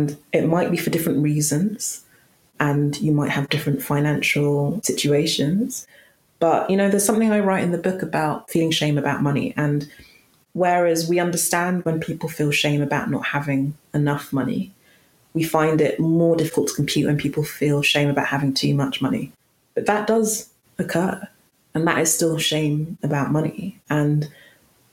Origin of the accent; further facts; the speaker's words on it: London, United Kingdom; accent: London, quite posh; a bog standard, quite, you know, London, quite posh accent